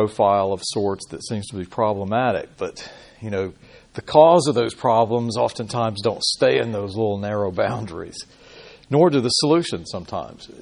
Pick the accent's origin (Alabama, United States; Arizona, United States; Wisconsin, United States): Alabama, United States; Birmingham; moved away; also born or lived in Oregon; I grew up in Birmingham.